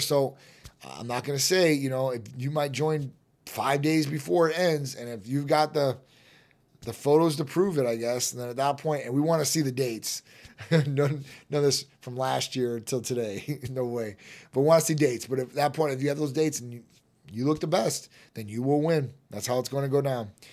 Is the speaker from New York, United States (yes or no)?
no; Chicago, Illinois, United States; moved away; I'm from Chi Town originally